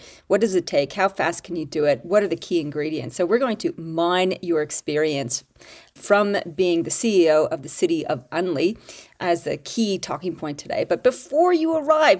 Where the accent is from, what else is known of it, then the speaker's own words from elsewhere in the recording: Canada; now in Australia; I am your Canadian-Australian